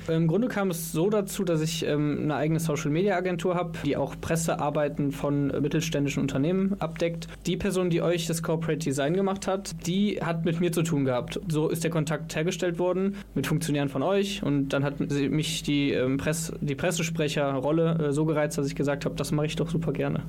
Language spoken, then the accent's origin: German; Viersen, North Rhine-Westphalia, Germany; moved away as an adult; also born or lived in Mönchengladbach; now in Cologne, Germany; ursprünglich komme ich aber aus Viersen, also nicht ganz so weit weg.